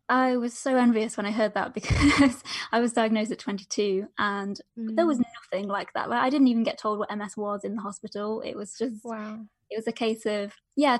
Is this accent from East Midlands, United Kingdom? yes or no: yes; Derbyshire, East Midlands, United Kingdom; I'm from Derbyshire in the UK, which is basically right in the center of the UK